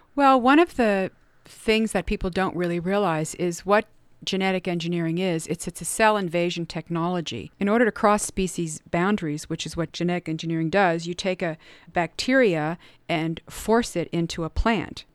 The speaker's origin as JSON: {"language": "English", "town": "Cincinnati", "region": "Ohio", "country": "United States", "tie": "born or raised there", "said": "I grew up in Cincinnati"}